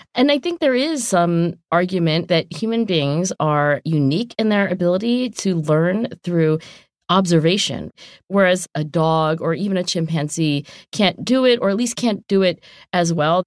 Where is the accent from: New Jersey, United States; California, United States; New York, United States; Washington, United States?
New Jersey, United States; southern; moved away; also born or lived in Oxford / Philadelphia; I am from southern New Jersey